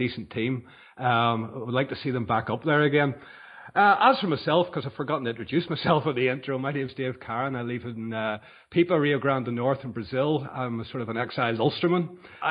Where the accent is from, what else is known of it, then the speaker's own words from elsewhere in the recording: Ireland; being Irish